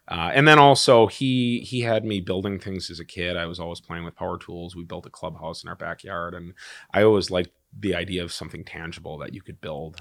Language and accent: English; Wisconsin, United States; also born or lived in Chicago; I grew up in Wisconsin